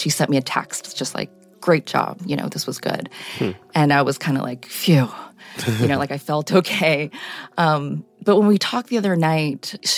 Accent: Chappaqua, New York, United States; I was raised in Chappaqua, New York

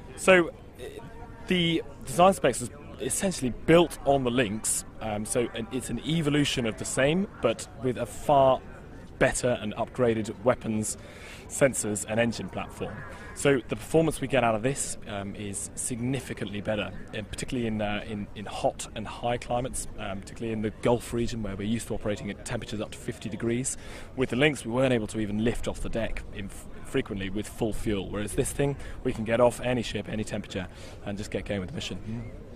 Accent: Cornwall, South West England, United Kingdom; I grew up in Cornwall

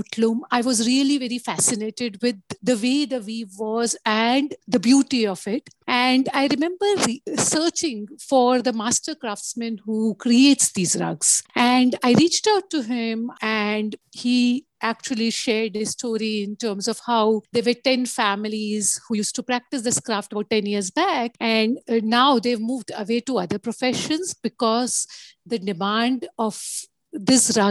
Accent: Ahmedabad, Gujarat, India; I was brought up in Ahmedabad, which is in Gujarat

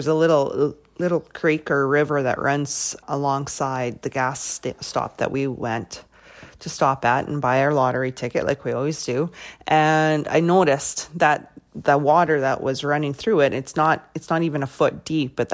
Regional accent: Weyburn, Saskatchewan, Canada; I'm from Weyburn

